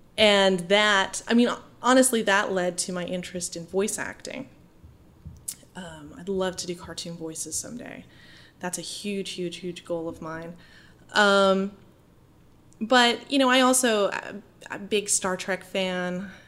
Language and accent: English; Holden, Maine, United States; Yeah. I'm from a small town outside of Bangor mm-hmm. called Holden. And my family has been there for generations, you know, old Yankee family.